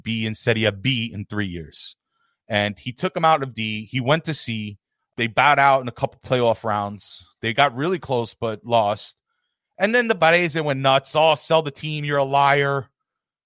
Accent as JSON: {"language": "English", "town": "New York City", "region": "New York", "country": "United States", "said": "I'm from New York City"}